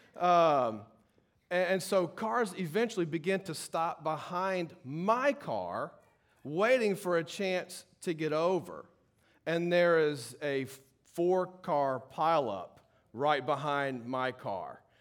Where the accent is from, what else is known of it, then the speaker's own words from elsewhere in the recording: Baton Rouge, Louisiana, United States; I grew up in Baton Rouge